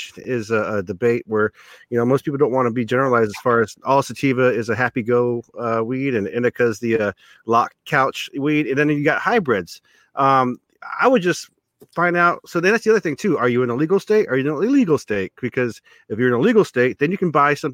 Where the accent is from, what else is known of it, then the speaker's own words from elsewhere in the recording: Southern California, United States; I grew up in Southern California